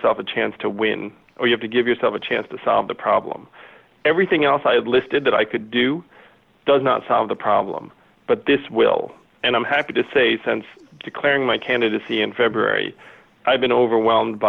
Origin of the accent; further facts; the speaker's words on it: United States; I'm an American